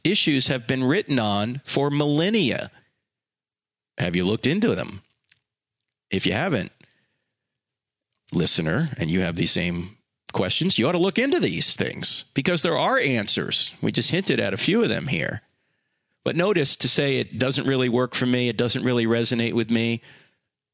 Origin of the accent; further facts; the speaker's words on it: New Jersey, United States; I'm from New Jersey